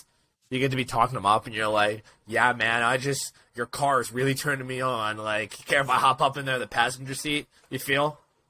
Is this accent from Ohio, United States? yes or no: yes; Akron, Ohio, United States; I'm from Akron, Ohio, and no, nothing bad has happened there yet.